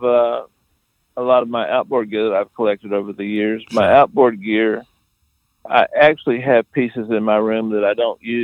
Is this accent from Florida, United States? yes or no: yes; South Florida, United States; moved away; also born or lived in Atlanta; I'm actually from Florida, South Florida